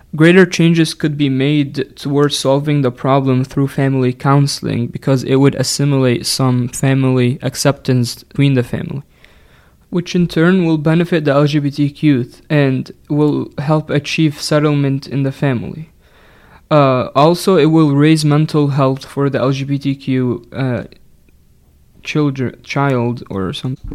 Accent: Egypt; English is a second language; moved away; I'm originally from Egypt

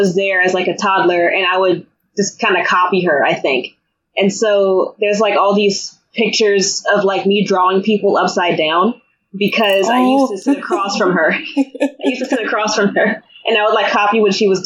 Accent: Richmond, Virginia, United States; I am from Richmond, Virginia in the United States

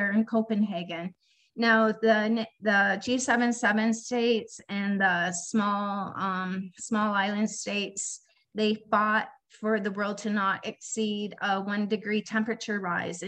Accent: Canada; I'm Canadian

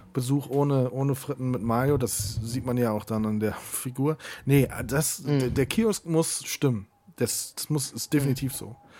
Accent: Siegburg, North Rhine-Westphalia, Germany; in meiner Heimatstadt natürlich das Freibad in Siegburg. Da bin ich groß geworden.

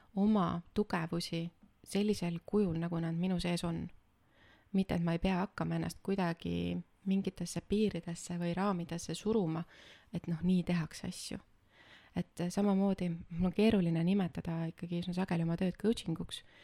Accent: Võhma, Viljandi County, Estonia; ma tulen Viljandi külje alt ühest äh, väikesest linnast äh, nimega Võhma. kasvasin seal üles ja käisin koolis seal

